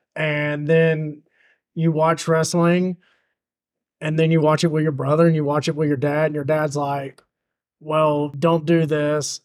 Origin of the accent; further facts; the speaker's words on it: the South, United States; we are all from the South here